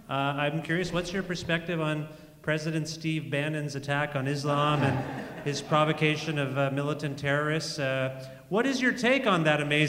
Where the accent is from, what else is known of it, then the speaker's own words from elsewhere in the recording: Cambridge, Ontario, Canada; Hey, that's where I'm from.